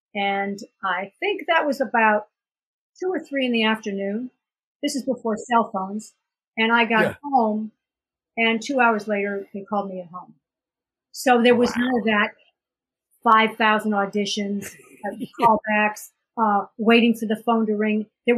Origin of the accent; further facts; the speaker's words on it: New York, United States; And I'm just a New Yorker. I'm an East Coast girl.